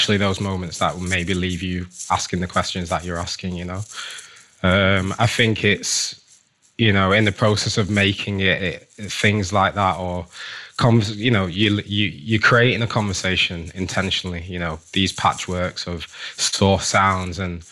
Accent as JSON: {"language": "English", "country": "United Kingdom", "tie": "born or raised there", "said": "us ourselves being Black British, you know, first generation here, second generation, you know, first generation, like Britons, our parents may not have been born here, certainly ours weren't"}